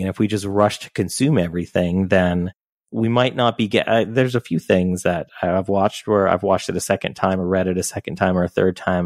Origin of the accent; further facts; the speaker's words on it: Canada; I'm Canadian